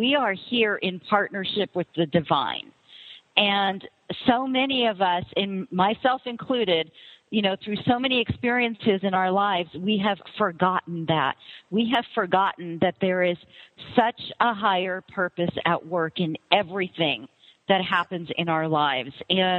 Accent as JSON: {"language": "English", "region": "Florida", "country": "United States", "tie": "born or raised there", "said": "my parents are from India, and I was actually born and raised here in the States. I was born in Florida, and as well as two brothers"}